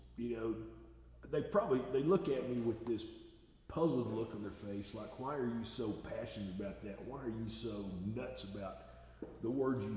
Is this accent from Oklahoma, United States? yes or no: yes; Duncan, Oklahoma, United States; also born or lived in Ardmore, Oklahoma; we moved from Duncan, Oklahoma to Ardmore, Oklahoma